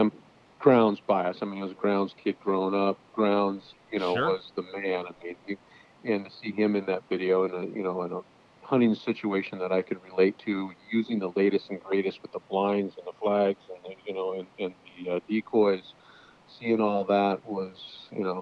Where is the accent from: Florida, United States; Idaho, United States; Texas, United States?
Idaho, United States; Boise; moved away as an adult; now in Washington, United States; I grew up in Boise